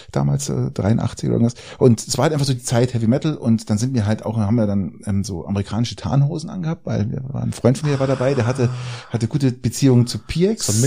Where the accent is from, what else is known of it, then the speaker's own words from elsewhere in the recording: Garmisch-Partenkirchen, Bavaria, Germany; weil ich bin ja in, in Garmisch groß geworden